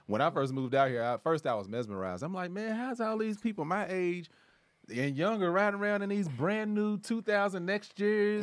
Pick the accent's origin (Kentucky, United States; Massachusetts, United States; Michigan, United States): Kentucky, United States; now in Los Angeles, United States; I'm from the Midwest. I'm from Kentucky.